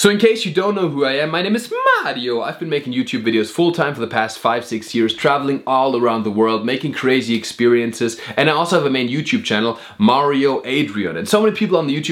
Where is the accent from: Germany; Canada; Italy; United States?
Germany; Black Forest, Baden-Württemberg; I grew up in the Black Forest